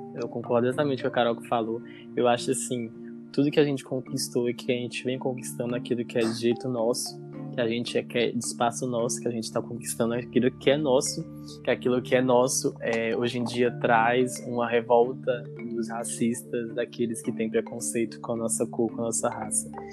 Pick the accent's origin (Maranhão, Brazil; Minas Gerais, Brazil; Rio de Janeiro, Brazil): Minas Gerais, Brazil; Governador Valadares; eu sou da Universidade Federal aqui da minha cidade, a UFJF, aqui de Governador Valadares